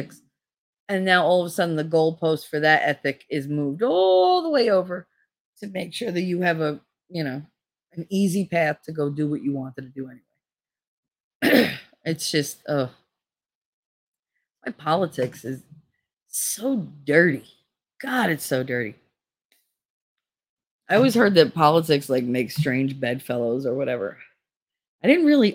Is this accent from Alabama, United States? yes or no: no; Hoboken, New Jersey, United States; I grew up in Hoboken